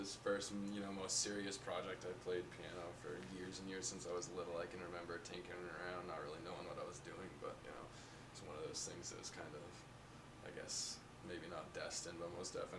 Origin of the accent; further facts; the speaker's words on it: Gardiner, Maine, United States; also born or lived in Augusta, Maine; now in East Wakefield, United States; I'm from Central Maine. Born in Augusta, raised in Gardner, chucked all over the place after that, and now I'm a resident temporarily of East Wakefield, soon to be Dover.